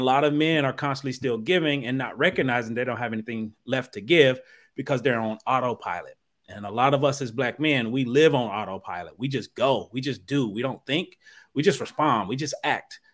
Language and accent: English; Dayton, Ohio, United States; now in New Jersey, United States; I'm originally from Dayton, Ohio